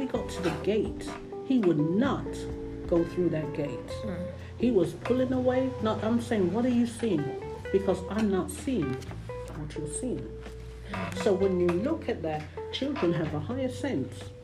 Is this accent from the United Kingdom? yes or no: yes; London, United Kingdom; now in United States; I grew up in London